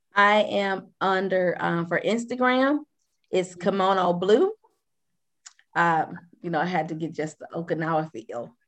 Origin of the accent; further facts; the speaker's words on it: Flint, Michigan, United States; moved away; I'm from Flint, Michigan.